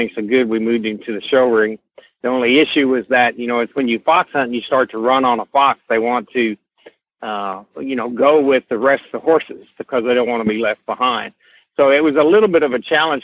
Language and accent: English; the South, United States; I was born and raised in the South.